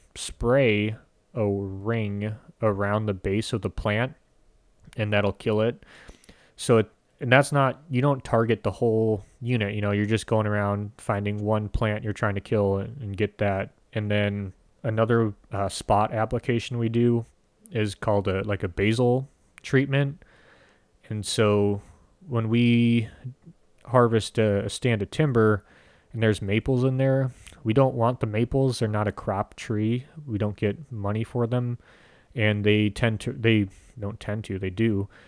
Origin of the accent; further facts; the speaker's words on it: United States; as Americans, we're so used to getting every food where we want it now